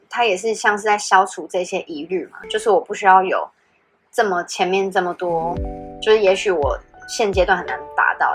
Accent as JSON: {"language": "Chinese", "country": "Taiwan", "said": "我就很不像台湾人"}